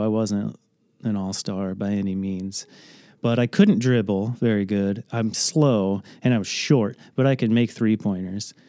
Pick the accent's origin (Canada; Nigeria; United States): United States; Andalusia, Illinois; also born or lived in California; I grew up in Andalusia, so Rockridge High School is a conglomerate of all the little towns around okay. Edgington, Illinois